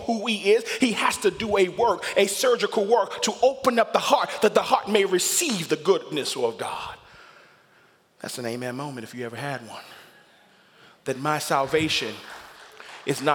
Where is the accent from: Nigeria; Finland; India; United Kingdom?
Nigeria; I'm a Nigerian. I can boast of the fact that I got kings and chiefs in my system